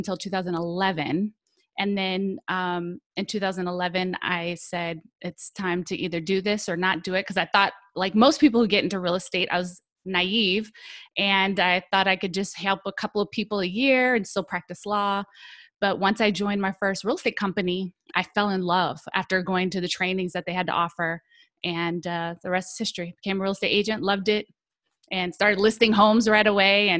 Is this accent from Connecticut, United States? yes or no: no; California, United States; now in Florida, United States; I'm originally born and raised in California